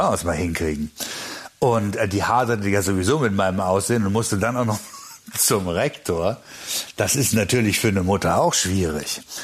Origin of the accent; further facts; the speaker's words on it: Germany; bei uns in Deutschland.